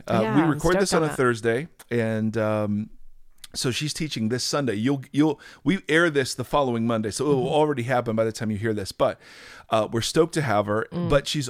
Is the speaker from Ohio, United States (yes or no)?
yes; Ohio, United States; So I grew up in Ohio, and I always thought, well, if it's Southern California, it's all L.A.